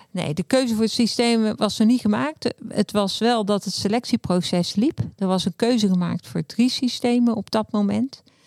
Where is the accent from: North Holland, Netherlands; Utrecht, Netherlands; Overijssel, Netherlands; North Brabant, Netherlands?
North Brabant, Netherlands; Bavel; also born or lived in Breda; ik woon in Bavel, vlak tegen Breda aan. Heb ik eigenlijk heel mijn leven gewoond. Ik ben echte Brabander.